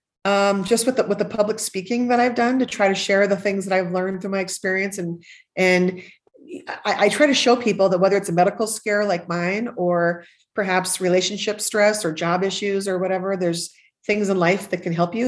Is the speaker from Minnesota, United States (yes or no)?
yes; Northern Minnesota, United States; growing up in Northern Minnesota, where you had to face a cold winter every year.